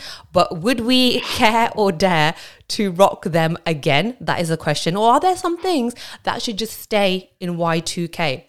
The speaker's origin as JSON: {"language": "English", "town": "Coventry", "region": "West Midlands", "country": "United Kingdom", "said": "I'm from Coventry and that's where I'm from. Stop looking at my face. I know it's brown, I'm from Coventry."}